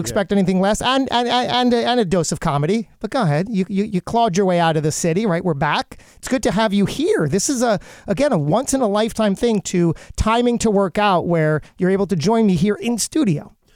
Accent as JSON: {"language": "English", "town": "Lakewood", "region": "New Jersey", "country": "United States", "tie": "born or raised there", "said": "I grew up in Lakewood, New Jersey"}